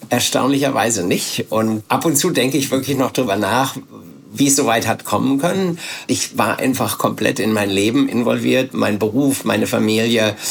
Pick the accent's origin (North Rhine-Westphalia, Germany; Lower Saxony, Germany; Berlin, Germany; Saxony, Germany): North Rhine-Westphalia, Germany; Bielefeld; hab dann nach dem Abitur Zivildienst gemacht bei uns in Bielefeld